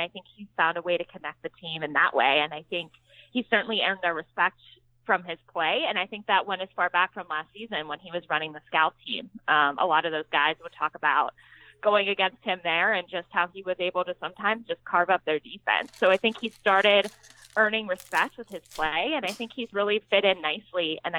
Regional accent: Pittsburgh, Pennsylvania, United States; moved away as an adult; now in Seattle, United States; I do come from Pittsburgh, which is like the second most rainiest city in the United States.

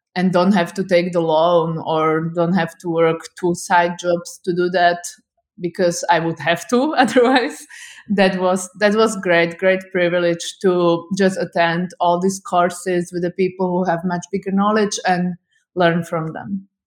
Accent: Bratislava, Bratislava Region, Slovakia; I'm from Slovakia, I'm from capital city, Bratislava

